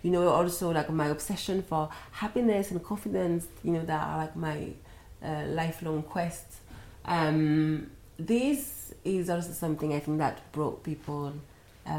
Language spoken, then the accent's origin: English; France; moved away; I was from France